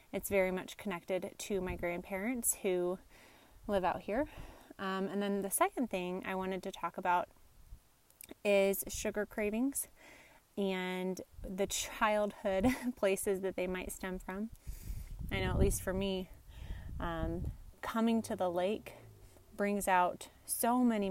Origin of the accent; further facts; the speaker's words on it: Nebraska, United States; I'm from Nebraska